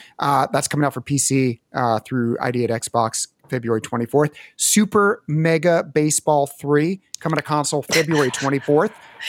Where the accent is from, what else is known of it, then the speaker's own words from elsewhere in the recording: Philadelphia, Pennsylvania, United States; We didn't have much of a lawn growing up in Philly.